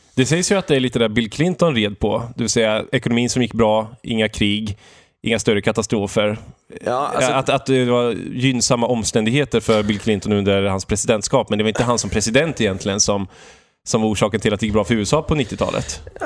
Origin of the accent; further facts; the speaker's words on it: Valdemarsvik, Östergötland, Sweden; moved away; jag beger mig till Valdemarsvik mm. i min hembygd Östergötland